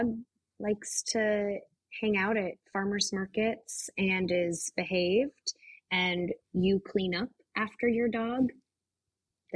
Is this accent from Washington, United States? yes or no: yes; Pierce County, Washington, United States; also born or lived in Seattle; growing up in Pierce County